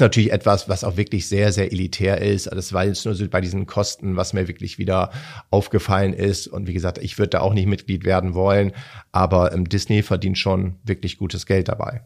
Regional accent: Hamburg, Germany; als Hamburger

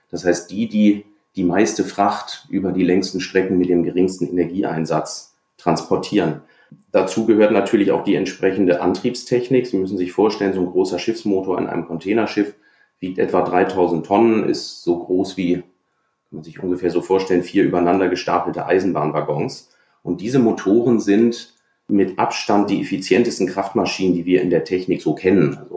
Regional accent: Hamburg, Germany; Ich bin an der Elbe aufgewachsen u

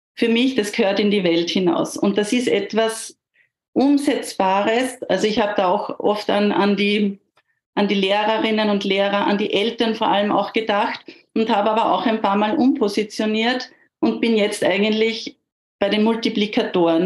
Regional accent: near Gmunden, Upper Austria, Austria; ich bin aus Österreich, aus in der Nähe von Gmunden.

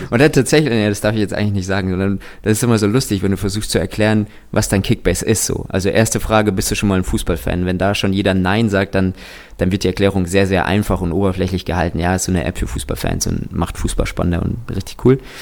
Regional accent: Kazakhstan; ich bin tatsächlich in Kasachstan geboren.

